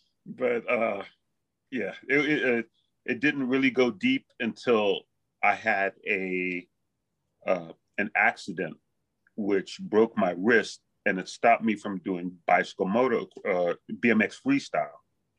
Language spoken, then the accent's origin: English; Los Angeles, California, United States; born there; also born or lived in Bay Area / Hawaii; I was born in Los Angeles. So, and I've been traveling up and down California, and in my teens, I lived in the Bay Area. But before that, I lived in Hawaii a bit.